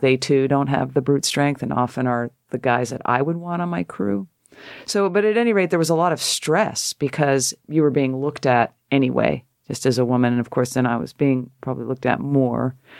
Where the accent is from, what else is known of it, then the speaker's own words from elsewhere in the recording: Connecticut, United States; moved away as an adult; also born or lived in San Francisco; I'm a girl from Connecticut